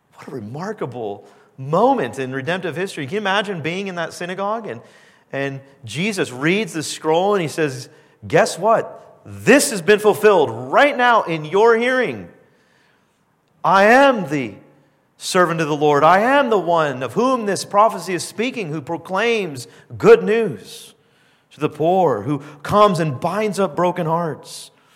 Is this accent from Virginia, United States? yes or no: no; Southern California, United States; now in Canada; I grew up in Southern California